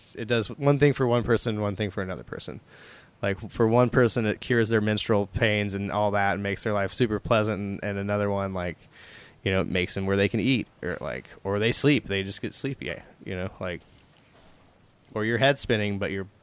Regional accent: Tulsa, Oklahoma, United States; moved away as an adult; also born or lived in California; I'm from Tulsa for life.

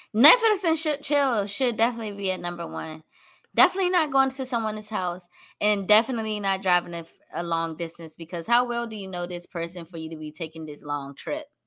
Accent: Washington, District of Columbia, United States; here in my hometown, D C

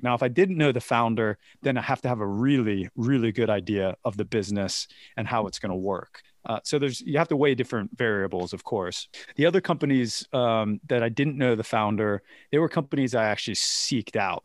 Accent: United States; moved away; growing up in America

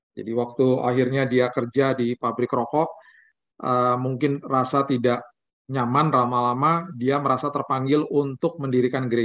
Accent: Manado, North Sulawesi, Indonesia; kan orang Manado kok mukanya gelap gitu gitu ya. uh, papa saya asli Manado dari kampung Tomohon. Mama saya asli orang India.

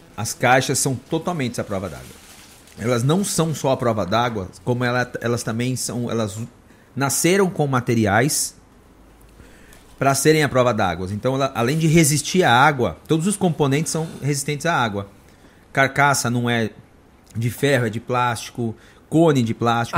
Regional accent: São Bernardo do Campo, São Paulo, Brazil; now in Indaiatuba, Brazil; a gente é de São Bernardo, o pessoal tudo trabalhando na Mercedes

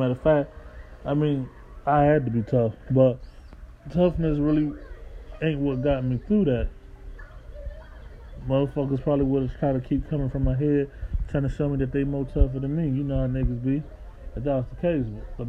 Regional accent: Midwest, United States; also born or lived in East Coast; I come from the Midwest and the East Coast where niggas really hungry at.

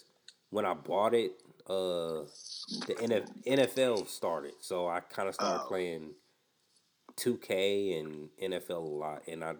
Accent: the South, United States; I grew up in the South my whole life, people.

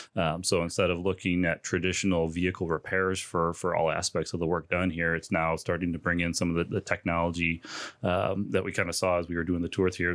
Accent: Chicago, Illinois, United States; moved away as an adult; now in Bloomington, United States; I grew up in the Chicagoland area

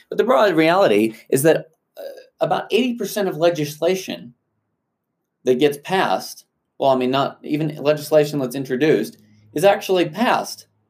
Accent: South Africa; moved away; I grew up in South Africa

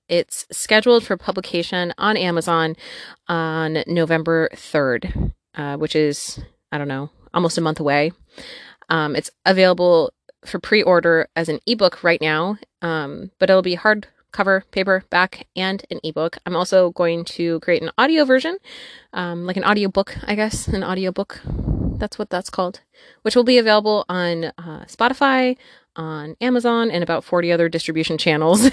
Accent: northwestern Wisconsin, United States; moved away as an adult; also born or lived in Peoria, Illinois; I was born and raised in northwestern Wisconsin.

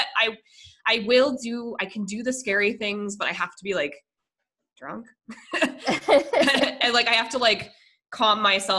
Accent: Colorado, United States; I'm from Colorado, and the last time I went to a haunted anything, we had this thing called Anderson Farms

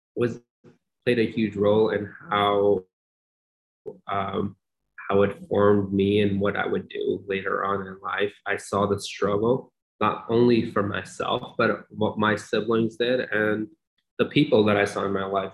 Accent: Long Island, New York, United States; also born or lived in Pakistan / Oklahoma; now in Syracuse, United States; I was 11 years old when I landed in New York

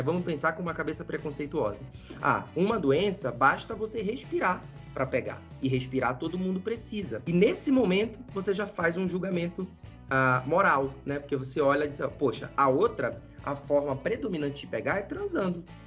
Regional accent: Belém, Pará, Brazil; now in São Paulo, Brazil; Eu sou lá de cima, sou de Belém do Pará, tá? Nasci lá, me criei lá

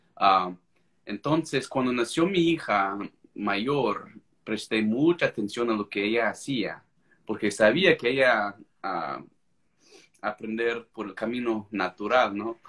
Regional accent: United States; first language English; Spanish is a second language; soy americano, pues creo que se me nota

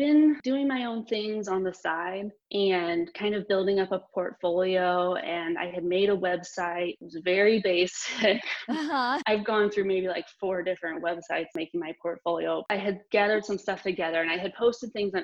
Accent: St. Louis, Missouri, United States; moved away as an adult; also born or lived in San Diego; now in Pittsburgh, United States; I'm from St. Louis

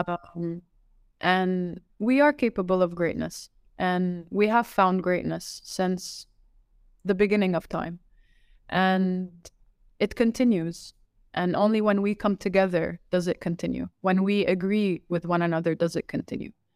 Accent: Laval, Quebec, Canada; also born or lived in Riyadh, Saudi Arabia; now in Dubai, United Arab Emirates; I was, I was raised, uh, raised and born in one, in, uh, Laval

